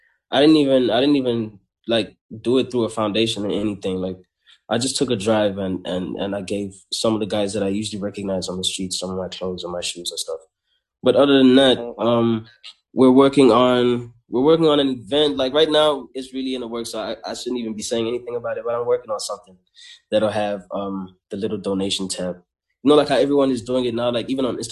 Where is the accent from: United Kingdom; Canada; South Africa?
South Africa; I come from Ilovo